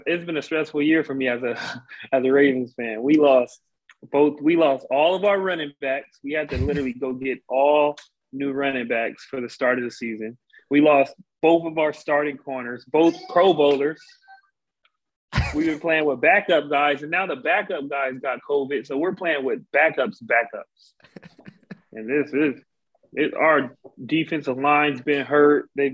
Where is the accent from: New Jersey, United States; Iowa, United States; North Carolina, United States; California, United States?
California, United States; San Bernardino; moved away as an adult; also born or lived in Rialto, California; I'm from San Bernardino, California. I went to high school in Rialto, California.